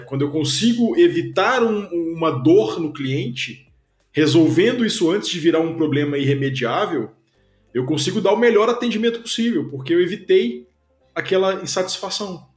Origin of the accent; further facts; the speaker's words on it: Belo Horizonte, Minas Gerais, Brazil; moved away as an adult; also born or lived in Bucharest; now in Curitiba, Brazil; sou mineiro de Belo Horizonte, já, já moro em Curitiba há bastante tempo, já tem mais de 10 anos